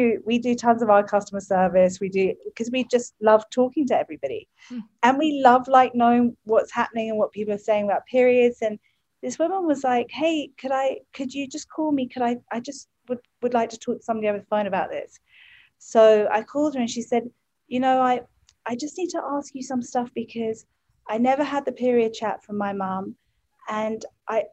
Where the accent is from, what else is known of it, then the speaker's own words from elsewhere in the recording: England, United Kingdom; moved away; I come from England.